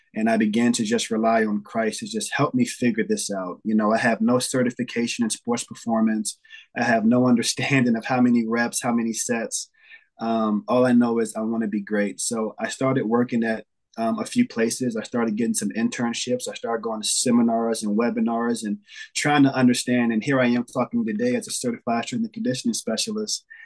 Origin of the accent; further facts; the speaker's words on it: New York City, New York, United States; now in Xenia, United States; I'm from New York City. I'm um, currently in Ohio now.